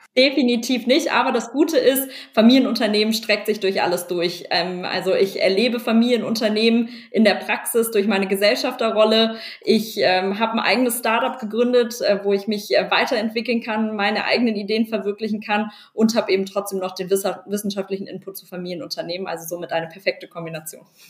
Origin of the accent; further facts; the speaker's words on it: Berlin, Germany; also born or lived in Cologne; ich komme aus Berlin, komme aus einer Unternehmerfamilie